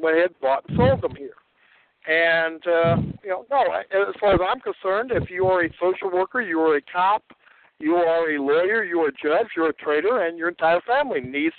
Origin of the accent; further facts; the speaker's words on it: Southwest Missouri, United States; also born or lived in Central South Dakota; When we were 7, we moved from South Dakota to get away from that bitch Jenny, and we moved to Southwest Missouri